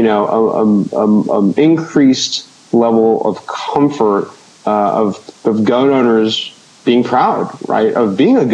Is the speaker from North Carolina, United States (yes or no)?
no; Orange County, California, United States; I grew up in Orange County, so down at On Target in Laguna Niguel